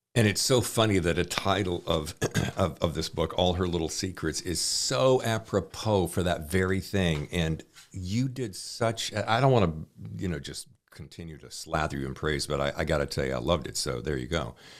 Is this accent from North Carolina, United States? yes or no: yes; Charlotte, North Carolina, United States; moved away as an adult; now in New York, United States; I grew up in Charlotte